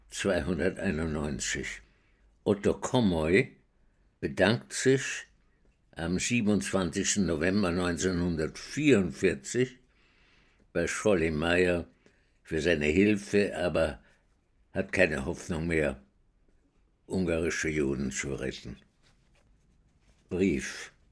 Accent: Vienna, Austria; Ich bin in Wien geboren 1921 und äh, bin dort äh, aufgewachsen in einer jüdischen Gemeinde, die nicht sehr orthodox war

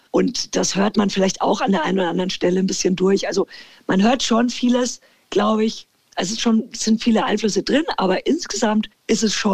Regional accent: Bavaria, Germany; accent: Franconian; Und für mich war das total schön in Hamburg. Aber es ist tatsächlich, also ich musste mir meinen mein Dialekt und meinen Akzent abgewöhnen.

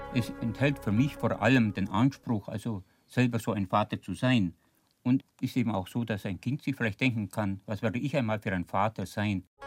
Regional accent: Allgäu, Germany; Wisst ihr, wo ich herkomme? Aus dem Allgäu.

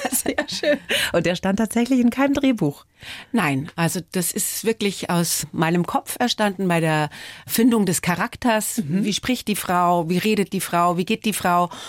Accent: Altötting, Bavaria, Germany; Geprägt haben mich meine Jugend in Altötting, der Sound von … und das Glück, eine junge Mutter zu sein.

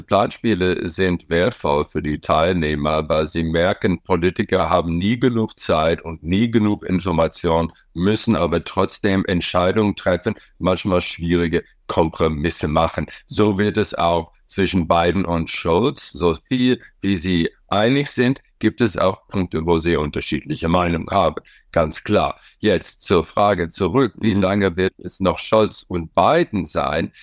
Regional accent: Wyoming, United States; German is a second language; moved away as an adult; also born or lived in Washington / Rhineland, Germany; now in Germany; in Wyoming, wo ich aufgewachsen bin

